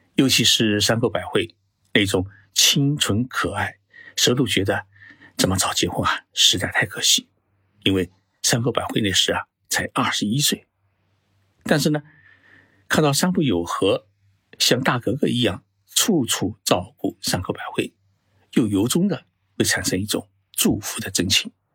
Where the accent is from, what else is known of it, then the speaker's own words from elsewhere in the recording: China; 我们中国人